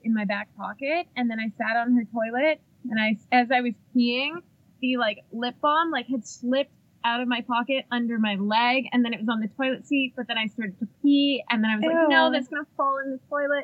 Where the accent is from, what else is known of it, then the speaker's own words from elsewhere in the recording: Sault Ste. Marie, Ontario, Canada; I grew up in Sault Ste. Marie, Ontario, and I was on the border of Michigan